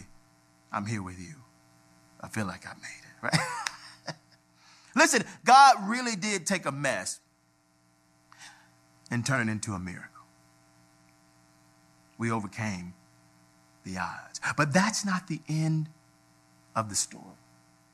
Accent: Atlanta, Georgia, United States; We grew up on Auburn Avenue, the birthplace of civil rights

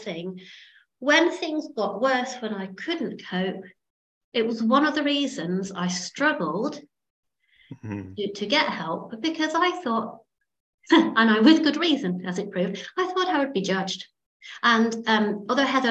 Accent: Derbyshire, East Midlands, United Kingdom; I grew up in Derbyshire

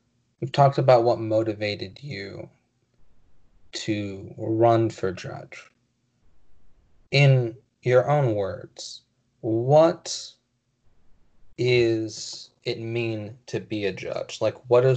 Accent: California, United States; now in Texas, United States; I come from California. I moved out to Texas. Growing up in our school system

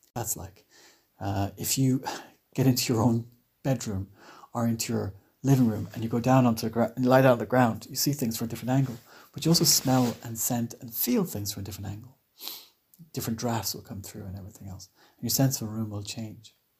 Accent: Ireland; I'm Irish

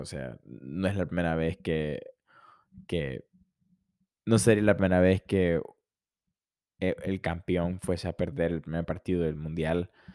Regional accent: Honduras; soy de Honduras

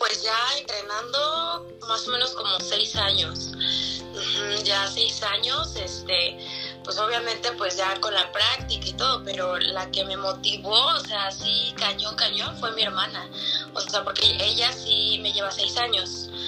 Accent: Mexico City, Mexico; yo soy de la Ciudad de México

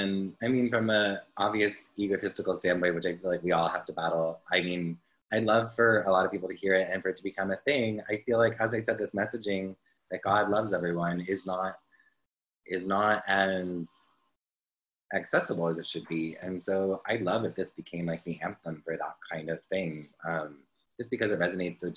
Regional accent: New Jersey, United States; I was born in Jersey

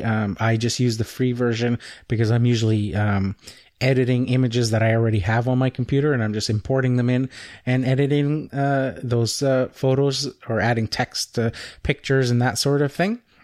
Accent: Canada; I'm Canadian

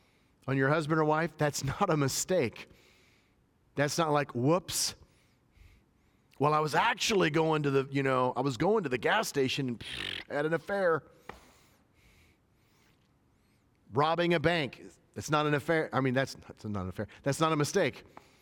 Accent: Northern US, United States; born there; now in Tennessee, United States; And I live in the South. I was born in the North where, you know, people talk normal. I give the pause. But we moved down to Tennessee

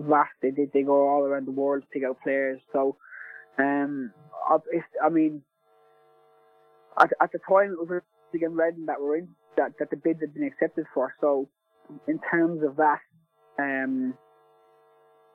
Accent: Ireland; being an Irish lad and supporting Celtic as much as I did when I was growing up

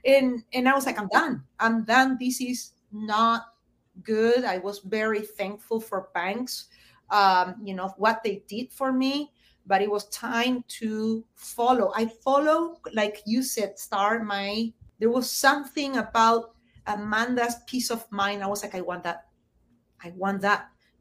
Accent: Argentina; moved away; I came from Argentina, where recession and inflation is a constant.

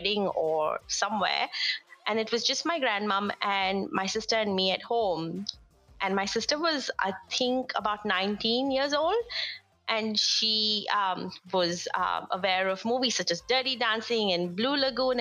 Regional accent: India; As an Indian woman

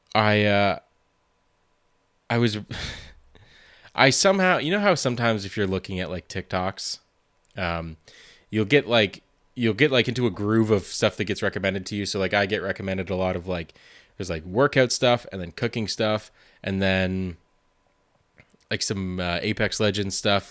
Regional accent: Montreal, Quebec, Canada; I'm from Montreal

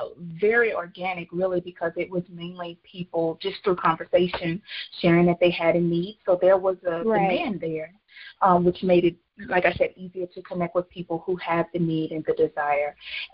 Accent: Louisiana, United States; now in New Mexico; I moved from Louisiana to a desert climate, which is in New Mexico.

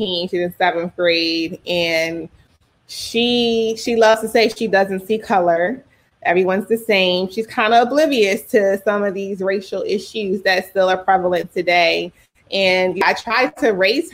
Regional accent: Philadelphia, Pennsylvania, United States; also born or lived in Texas / Pittsburgh; I was born in Texas and then we moved to Philly when I was five. So all I can remember as a child is Philadelphia.

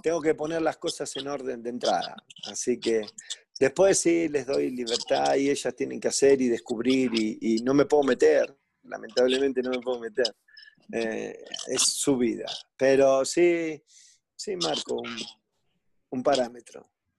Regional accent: Argentina; now in Mexico; digo que Argentina es mi patria y México es mi casa

